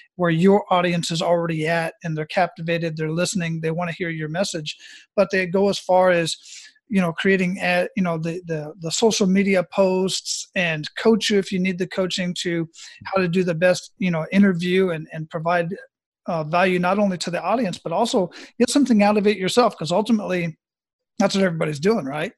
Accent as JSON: {"language": "English", "town": "Phoenix", "region": "Arizona", "country": "United States", "moved": "yes", "said": "I'm originally from Phoenix, Arizona"}